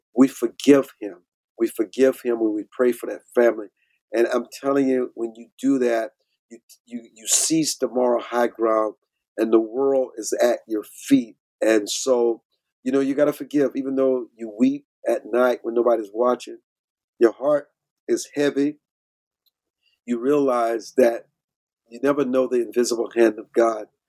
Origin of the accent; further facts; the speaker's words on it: Deep South, United States; I grew up in the Deep South um, on my family's farm